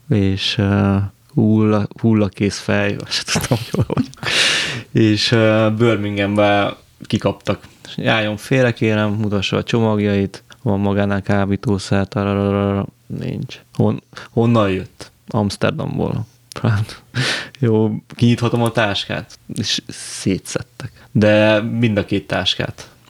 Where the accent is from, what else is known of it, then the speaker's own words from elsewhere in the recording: Budapest, Hungary; De amúgy ugye én budapesti vagyok